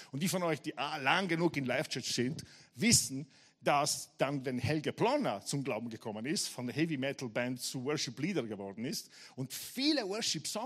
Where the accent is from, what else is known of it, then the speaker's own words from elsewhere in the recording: Leoben, Styria, Austria; now in Graz, Austria; Ich gesagt, nein, ich wohne in Graz jetzt. Ich, ich komme aus Leum. Ich war in Leum viele Jahre und ich wohne in Graz.